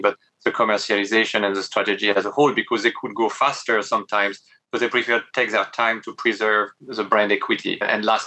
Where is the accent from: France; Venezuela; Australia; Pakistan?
France; English is a second language; moved away as an adult; I come from a provincial part of France, didn't speak any other language until very late